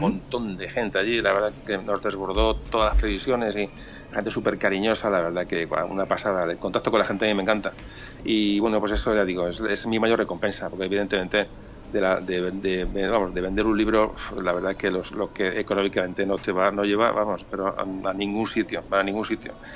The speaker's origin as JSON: {"language": "Spanish", "country": "Spain", "said": "Somos españoles, pero sobre todo somos mediterráneos."}